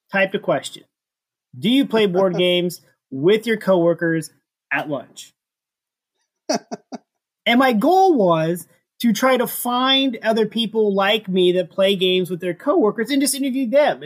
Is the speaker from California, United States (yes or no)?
no; St. Louis, Missouri, United States; I'm from St. Louis